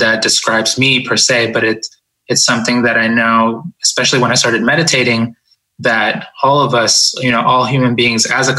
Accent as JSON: {"language": "English", "town": "Boston", "region": "Massachusetts", "country": "United States", "tie": "born or raised there", "also_born_or_lived": "Ecuador", "said": "We emigrated from Ecuador to the United States, and I grew up in Boston. When we got here, I was about 4 years old."}